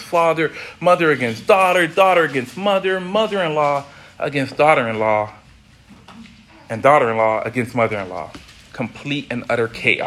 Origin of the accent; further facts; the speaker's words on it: South Florida, United States; Growing up in South Florida